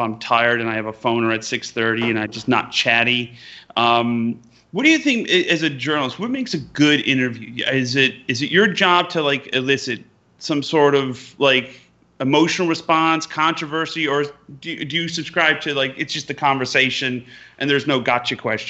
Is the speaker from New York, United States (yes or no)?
yes; Utica, New York, United States; moved away; I'm very proud to be born and raised in Utica, New York. But first time I went to California when I was 11 years old